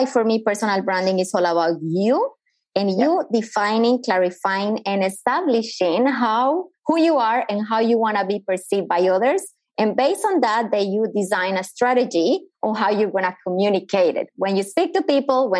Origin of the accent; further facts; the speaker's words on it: Colombia; English is a second language; moved away as an adult; now in Australia; I am originally from Colombia. As the accent already gave me away, I've been living in Australia for the last 17 years